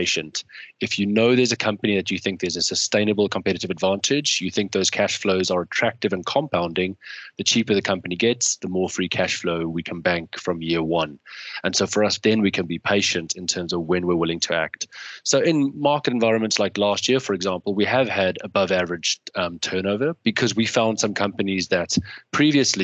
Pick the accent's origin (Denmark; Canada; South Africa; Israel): South Africa; now in United Kingdom; growing up in South Africa, we had coverage of every single football match.